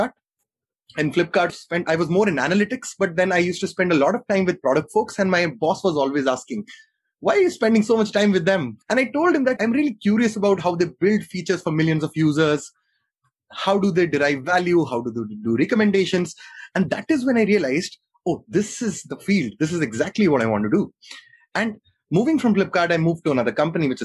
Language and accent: English; Jammu, Jammu and Kashmir, India; born and brought up in Jammu